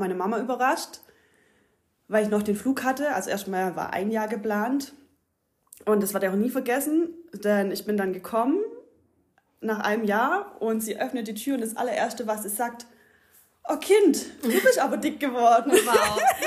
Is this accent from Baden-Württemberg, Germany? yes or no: yes; Ulm, Baden-Württemberg, Germany; moved away as an adult; also born or lived in Australia; now in Greece; Also ich bin hier in der Ulmer Gegend aufgewachsen, wie man unschwer hören kann